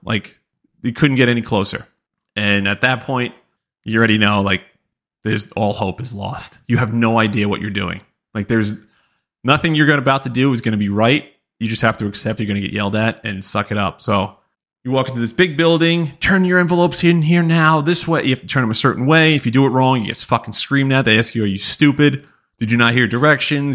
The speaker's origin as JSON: {"language": "English", "region": "New York", "country": "United States", "said": "we're all from New York"}